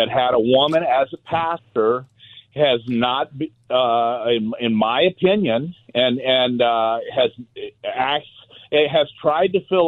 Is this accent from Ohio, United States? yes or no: no; Los Angeles, California, United States; Starting at 8 years old, I went to the LA school system. I went to Bible study, and then I changed into my Pop Warner football gear for the Venice Bulldogs